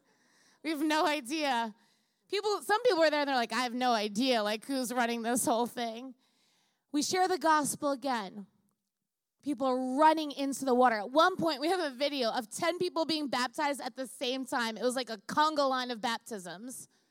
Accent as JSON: {"language": "English", "area": "Long Island", "region": "New York", "country": "United States", "tie": "born or raised there", "moved": "yes", "lives_now": "California, United States", "said": "I grew up in Long Island, so I know the Jewish community very well."}